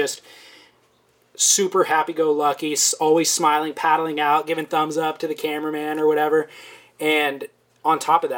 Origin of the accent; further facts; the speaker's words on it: California, United States; but my first memories of him were growing up in Orange County.